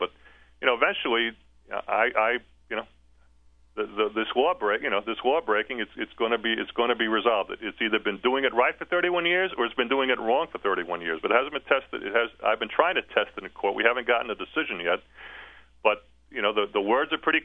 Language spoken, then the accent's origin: English; New York, United States; moved away as an adult; now in East Tennessee, United States; I grew up in New York.